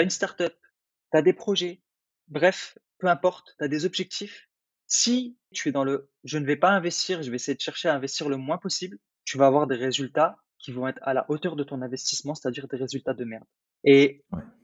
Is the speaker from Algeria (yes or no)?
yes; Algeria; moved away; moi, je suis né en Algérie, donc en Afrique. Et, heu, et je me rappelle quand j'étais gamin, on n'avait pas grand-chose